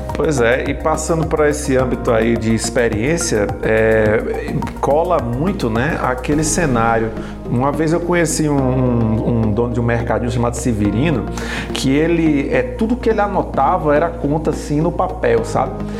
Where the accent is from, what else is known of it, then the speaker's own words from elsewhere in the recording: Northeast Region, Brazil; ambos somos nordestinos, nordeste na veia